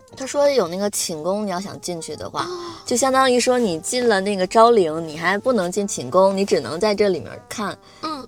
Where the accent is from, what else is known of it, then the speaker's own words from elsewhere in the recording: Northeast China, China; 虽然我是东北人